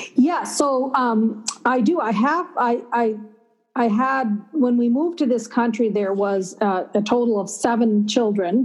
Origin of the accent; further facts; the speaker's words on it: Minneapolis, Minnesota, United States; also born or lived in Chandigarh, Punjab, India; i was born in a city called chandigarh which is the capital of that state and then we arrived to minneapolis on uh, 19 in 1963 thanksgiving day